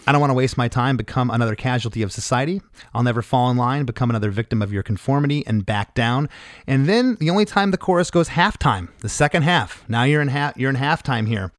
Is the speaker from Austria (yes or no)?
no; Canada; we're Canadian